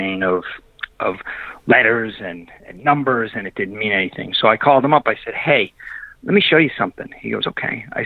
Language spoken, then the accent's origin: English; Massachusetts, United States; now in Texas, United States; I grew up in Massachusetts. I now live in Texas, so I talk funny